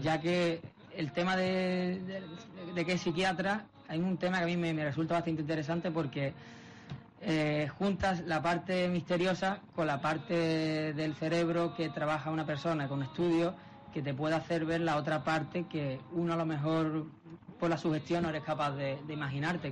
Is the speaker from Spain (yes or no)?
yes; Málaga, Andalusia, Spain; nosotros somos amigos desde la infancia prácticamente, los cuatro de Málaga